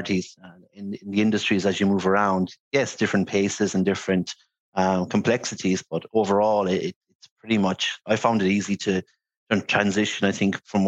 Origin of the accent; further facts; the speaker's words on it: Limerick, Munster, Ireland; moved away as an adult; also born or lived in Dublin / China; now in Singapore; born and bred in Limerick City, proud Limerick man